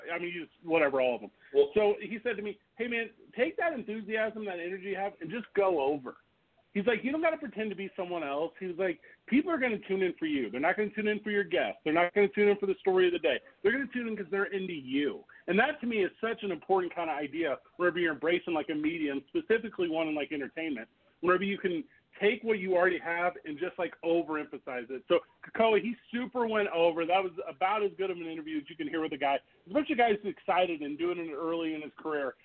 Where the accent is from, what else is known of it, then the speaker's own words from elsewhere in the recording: St. Louis, Missouri, United States; my hometown of St. Louis, Missouri